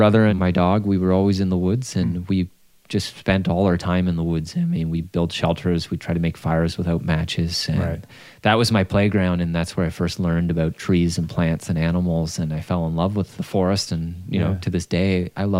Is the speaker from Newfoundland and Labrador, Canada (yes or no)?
no; Fenwick, Ontario, Canada; Well, I grew up in Fenwick, Ontario, which is sort of the rural heartland of Ontario, farming territory.